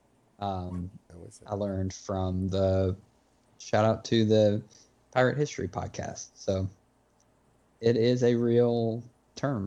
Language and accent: English; Southern United States, United States; accent: Southern American; my Southern American accent